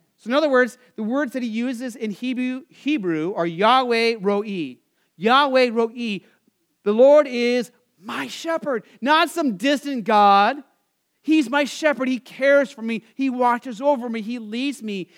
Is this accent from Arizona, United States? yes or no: yes; Arizona, United States; I grew up in Arizona